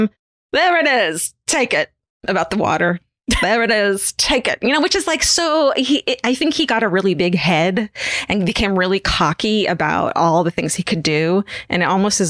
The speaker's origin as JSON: {"language": "English", "area": "Orange County", "region": "California", "country": "United States", "tie": "born or raised there", "said": "I grew up in Orange County"}